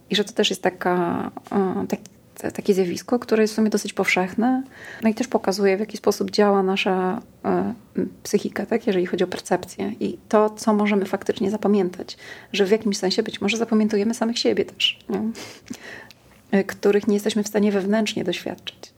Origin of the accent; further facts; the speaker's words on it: Warsaw, Masovian Voivodeship, Poland; wychowywałam na Ursynowie.